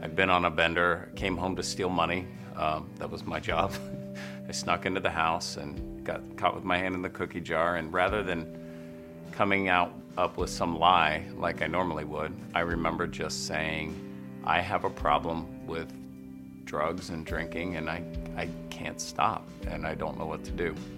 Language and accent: English; Parkersburg, West Virginia, United States; I grew up in Parkersburg, West Virginia